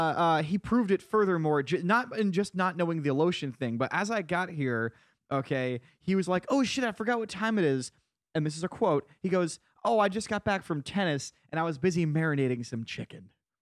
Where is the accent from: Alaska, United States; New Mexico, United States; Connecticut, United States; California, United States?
Connecticut, United States; Because I'm from Eastern Connecticut, which is fucking rural as fuck.